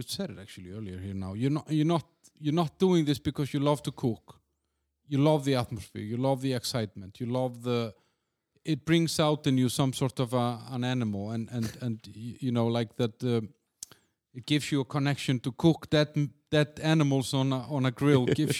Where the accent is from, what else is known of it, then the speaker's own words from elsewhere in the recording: Denmark; I mean, I came from Denmark where they're not really nice.